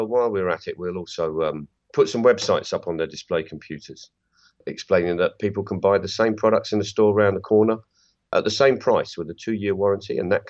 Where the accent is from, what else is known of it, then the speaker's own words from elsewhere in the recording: England, United Kingdom; I'd be very loath as an Englishman to start speaking on behalf of Ireland.